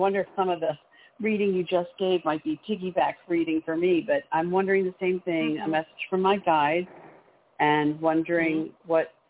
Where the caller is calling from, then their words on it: Maryland, United States; I'm calling from Maryland.